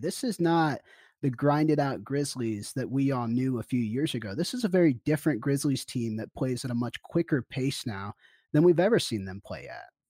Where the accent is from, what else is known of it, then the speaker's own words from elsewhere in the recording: Kansas City, United States; I'm from Kansas City. I grew up in that area